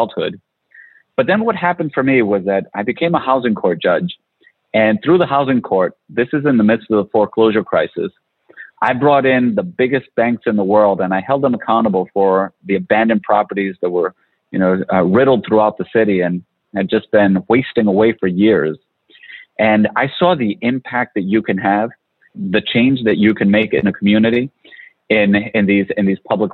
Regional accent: Providence, Rhode Island, United States; I grew up in Providence

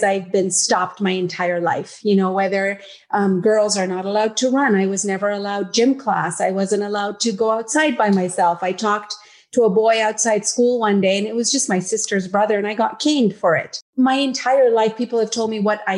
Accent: Yemen; moved away as an adult; also born or lived in Uganda; now in Canada; I am a girl from Yemen

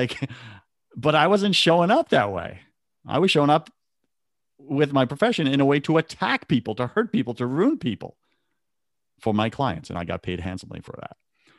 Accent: New York, United States; First off, you're a New Yorker. I'm a New Yorker, right? We got thick skin, right?

